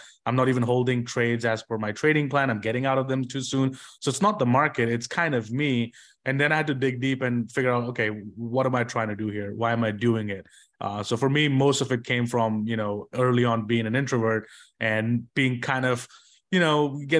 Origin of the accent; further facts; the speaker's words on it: India; English is a second language; moved away; especially because I moved from India and it was a completely different country and everything for me.